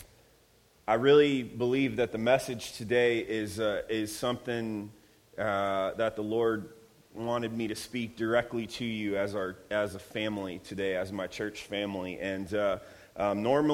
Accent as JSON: {"language": "English", "region": "Ohio", "country": "United States", "moved": "yes", "lives_now": "Redlands, United States", "said": "I'm from Ohio, so yes, I said granny and pap"}